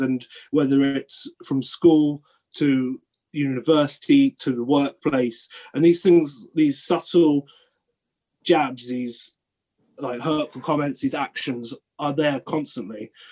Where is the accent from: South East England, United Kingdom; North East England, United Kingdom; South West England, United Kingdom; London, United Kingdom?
South West England, United Kingdom; Cornwall; moved away as an adult; now in Bath, United Kingdom; I grew up in Cornwall in the southwest